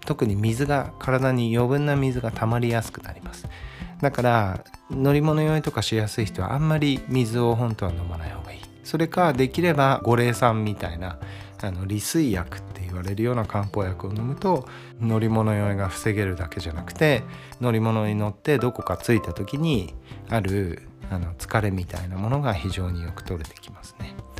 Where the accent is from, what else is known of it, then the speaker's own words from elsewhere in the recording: Brazil; 僕もブラジル生まれなんで